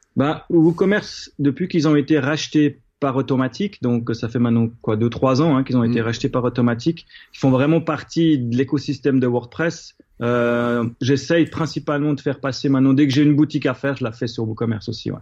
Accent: Switzerland; en tant que Suisse

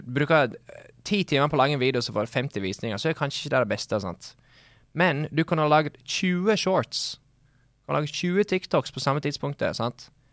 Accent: Sogndal, Vestland, Norway; Det er jo lettere å skjønne meg på engelsk enn norsk, siden jeg er fra Sogndal.

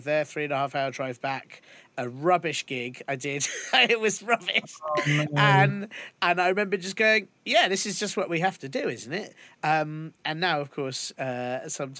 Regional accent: London, United Kingdom; Bethnal Green wasn't that far from where we lived

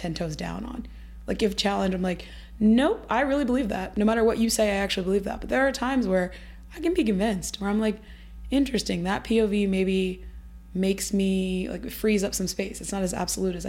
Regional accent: Midwest, United States; We're both from the Midwest

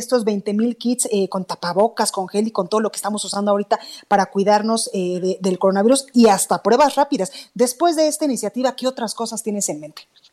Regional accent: Jalisco, Mexico; moved away; mis paisanos

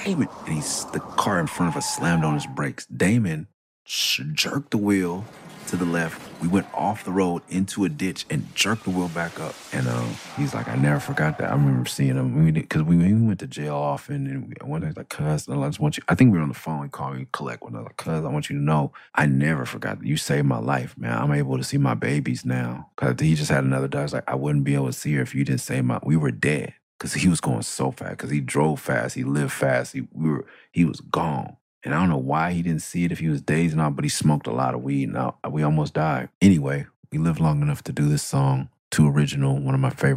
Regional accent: Los Angeles, California, United States; moved away as an adult; also born or lived in Santa Cruz; I'm from Meadowbrook and Olympic and La Brea

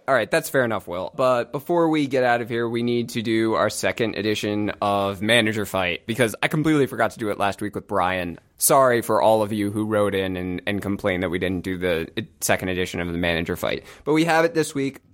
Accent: United States; as an American

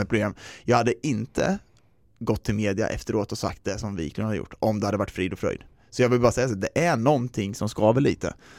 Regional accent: Sweden

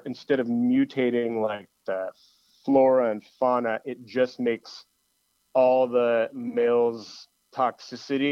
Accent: Los Angeles, California, United States; we're from Los Angeles

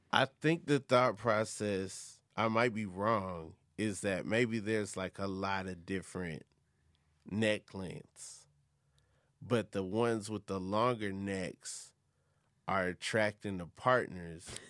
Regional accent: Atlanta, Georgia, United States; I live in Atlanta and, well, I, from Atlanta

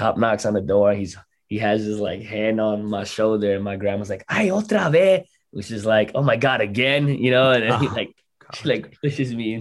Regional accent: New York, United States; I was from New York

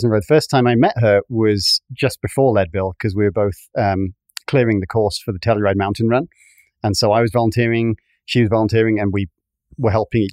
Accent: United Kingdom; now in United States; I'm a Brit originally and still half of me

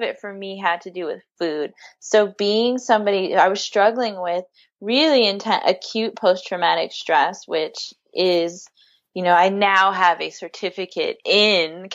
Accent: San Francisco, California, United States; I grew up in San Francisco, born and raised.

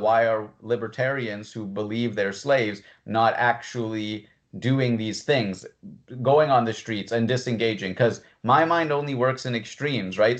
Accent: Canada; someone who was born in Canada

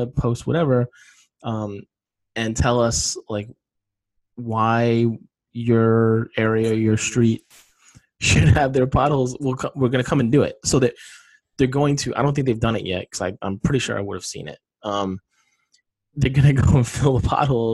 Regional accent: East Coast, United States; now in West Coast, United States; I'm from the East Coast

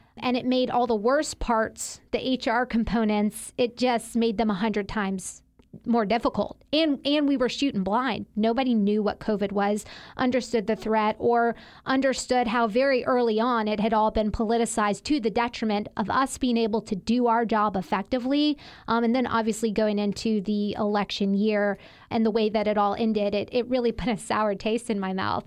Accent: Mississippi, United States; accent: Southern; moved away as an adult; also born or lived in Washington, D.C.; I'm from there. I grew up there, went to elementary school, middle school

